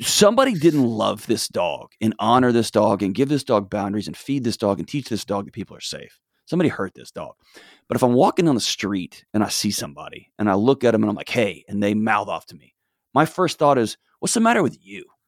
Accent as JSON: {"language": "English", "region": "Texas", "country": "United States", "tie": "born or raised there", "said": "I was born and raised in Texas"}